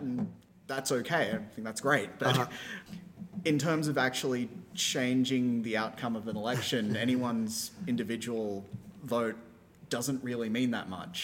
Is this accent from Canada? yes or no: no; Australia; now in United States; my home country of Australia